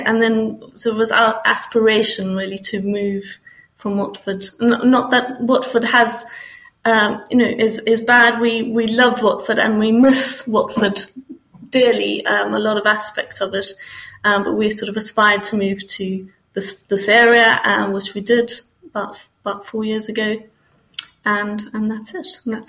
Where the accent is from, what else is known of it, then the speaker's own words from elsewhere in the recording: Botswana; also born or lived in Namibia; I grew up in Botswana and Namibia, and we used to drive to the coast, drive to Cape Town or Durban in South Africa